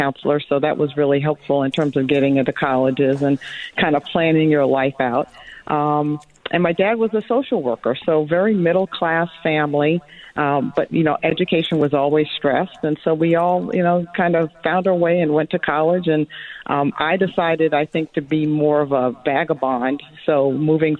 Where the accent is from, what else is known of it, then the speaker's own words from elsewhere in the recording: Long Island, New York, United States; also born or lived in Chicago, Illinois; now in Southlake, United States; Growing up on Long Island was great.